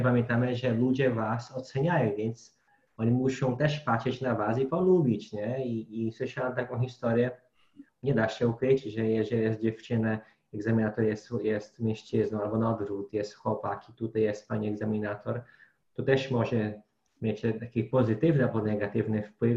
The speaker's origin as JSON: {"language": "Polish", "country": "Brazil", "second_language": "Polish", "moved": "yes", "said": "bo jako Brazylijczyk"}